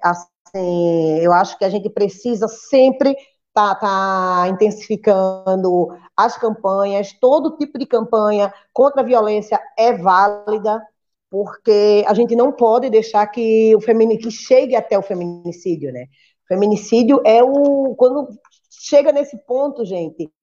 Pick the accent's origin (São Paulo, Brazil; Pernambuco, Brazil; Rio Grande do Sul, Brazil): Pernambuco, Brazil; Recife; now in Rio Grande, Brazil; sou nordestina, natural do Recife